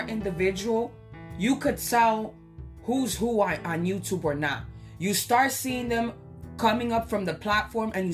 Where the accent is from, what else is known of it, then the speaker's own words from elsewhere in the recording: New York, United States; I'm from New York